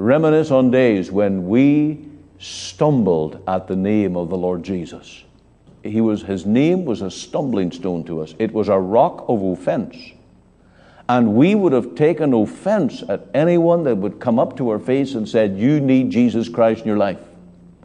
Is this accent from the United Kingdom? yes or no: yes; Northern Ireland, United Kingdom; born or raised there; moved away